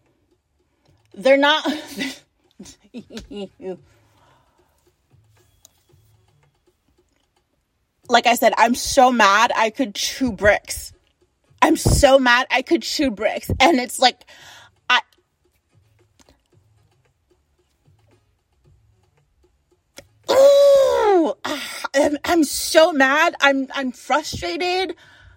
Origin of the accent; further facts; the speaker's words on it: United States; as an American